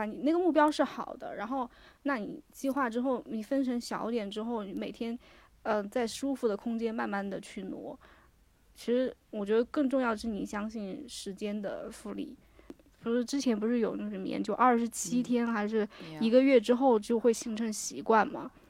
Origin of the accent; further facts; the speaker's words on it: China; 我中国人和